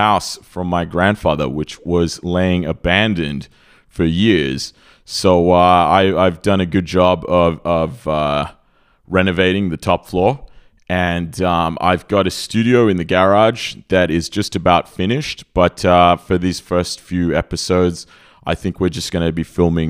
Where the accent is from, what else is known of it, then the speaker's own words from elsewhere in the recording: Australia; moved away as an adult; now in Serbia; I grew up in Australia. I spent a good 30 years of my life there